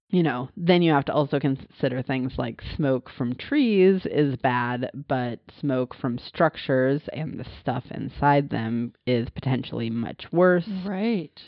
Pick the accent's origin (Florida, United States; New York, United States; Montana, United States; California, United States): Montana, United States; I grew up in Montana